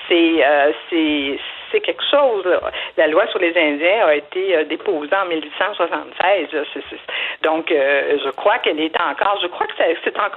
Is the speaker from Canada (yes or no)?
yes; Abitibi, Quebec, Canada; je viens d'Abitibi, j'étais allée à l'école avec des, des, des, des Moab, des sommes des Kustabiches, etc.